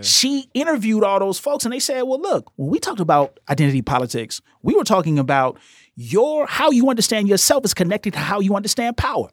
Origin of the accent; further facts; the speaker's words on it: Chicago, Illinois, United States; as a Chicagoan, growing up in the late seventies, early eighties, I grew up in a black queer space